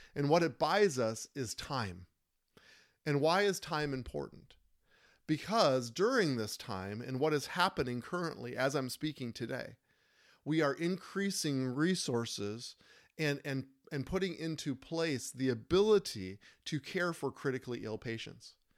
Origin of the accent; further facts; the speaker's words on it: Minnesota, United States; in Minnesota, my home state